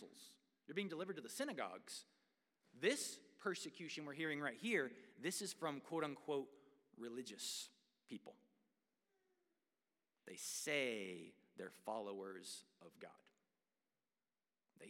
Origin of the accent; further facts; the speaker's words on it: United States; I am proud to be an American.